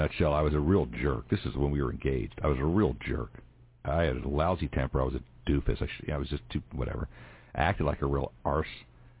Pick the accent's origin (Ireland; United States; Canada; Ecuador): United States; Philadelphia, Pennsylvania; Look, I'm from Philly.